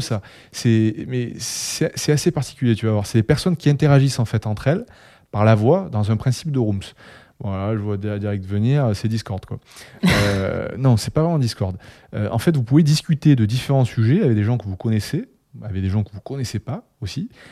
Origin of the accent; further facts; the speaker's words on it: Toulouse, Occitania, France; accent: Toulouse; moved away as an adult; now in Paris, France; J'habite à Paris depuis 3 ans, mon cœur est resté à Toulouse, je pense que ça s'entend au niveau de mon accent